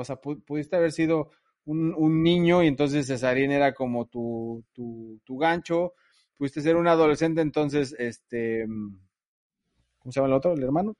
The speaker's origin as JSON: {"language": "Spanish", "country": "Mexico", "moved": "yes", "lives_now": "Vancouver, Canada", "said": "nos identifica como mexicanos"}